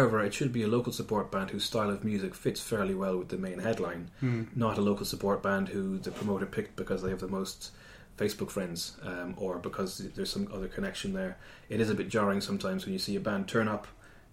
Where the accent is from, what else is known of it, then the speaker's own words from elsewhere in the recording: Cork, Munster, Ireland; now in United Kingdom; I'm from Cork, the second biggest city in the Republic.